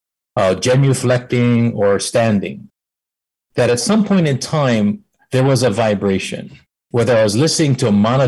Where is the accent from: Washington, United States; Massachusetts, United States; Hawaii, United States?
Hawaii, United States; born or raised there